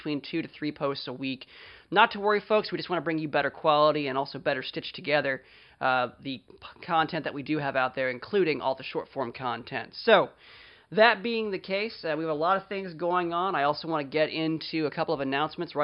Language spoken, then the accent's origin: English; Frederick, Maryland, United States; my hometown of Frederick, Maryland, USA